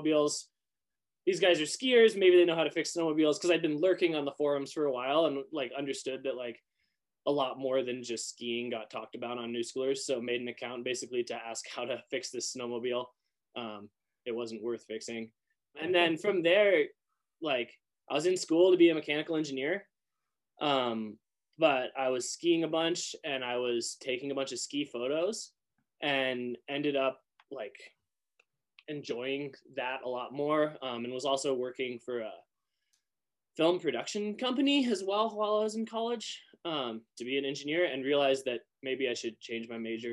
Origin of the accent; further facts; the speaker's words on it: Moscow, Idaho, United States; I grew up in Northern Idaho in Moscow.